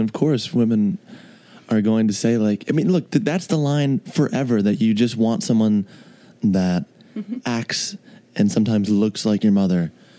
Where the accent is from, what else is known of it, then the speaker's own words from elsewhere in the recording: Chicago, Illinois, United States; I was born in Chicago.